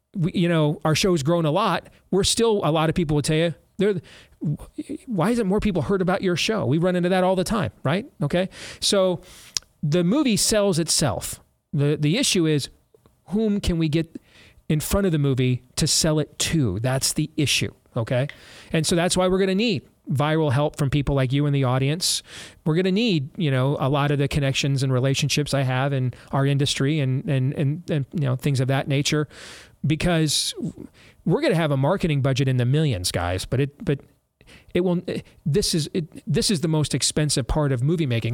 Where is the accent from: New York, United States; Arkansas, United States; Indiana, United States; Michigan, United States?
Michigan, United States; also born or lived in Florida; when we moved to Michigan the weekend before Thanksgiving in nineteen eighty-three, I was ten years old.